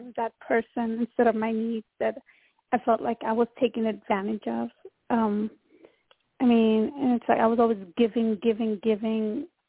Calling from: Texas, United States; I'm calling from Texas.

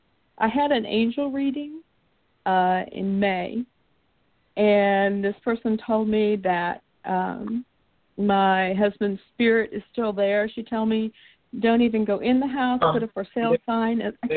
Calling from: Houston, Texas, United States; I'm calling you from Houston.

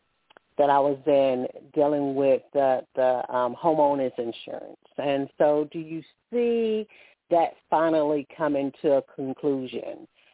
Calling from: Alabama, United States; calling from Alabama.

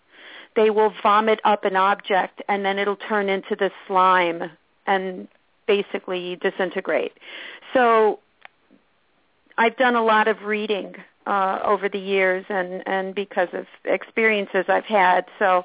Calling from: Orange County, New York, United States; I'm calling from Orange County, New York.

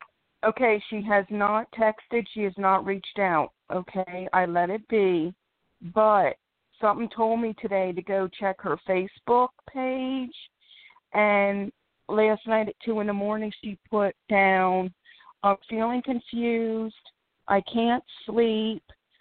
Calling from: Philadelphia, Pennsylvania, United States; Philadelphia, PA.

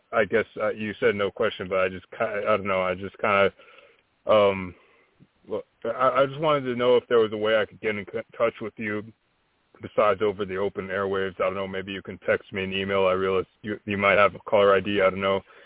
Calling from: Albuquerque, New Mexico, United States; I'm calling from Albuquerque, New Mexico.

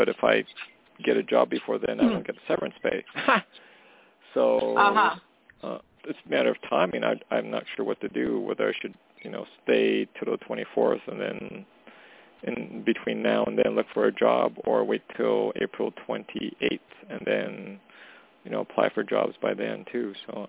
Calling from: Canada; calling from Canada.

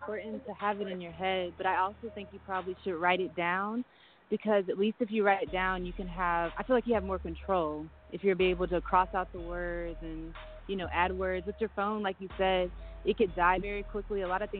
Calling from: Stone Mountain, Georgia, United States; Stone Mountain, Georgia.

